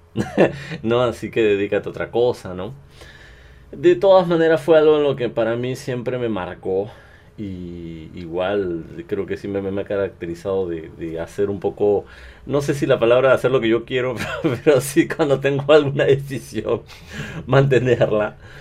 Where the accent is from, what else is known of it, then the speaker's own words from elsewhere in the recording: Peru; soy cantante peruano